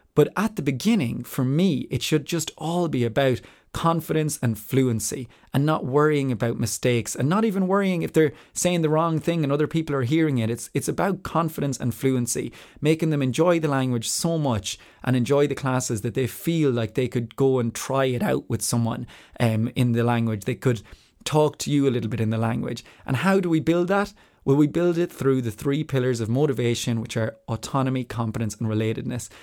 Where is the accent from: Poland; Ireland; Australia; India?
Ireland; moved away; also born or lived in Spain / France / Switzerland / New Zealand; I am Irish and I identify as Irish